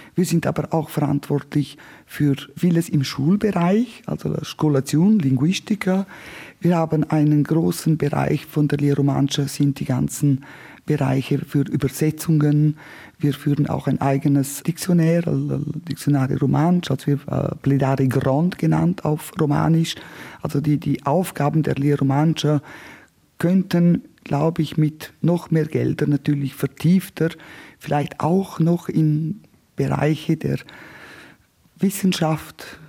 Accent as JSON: {"language": "German", "town": "Martina", "region": "Graubünden", "country": "Switzerland", "tie": "born or raised there", "said": "Also ich komme aus dem östlichsten Punkt der Schweiz. Ich bin in Martina an der Grenze aufgewachsen."}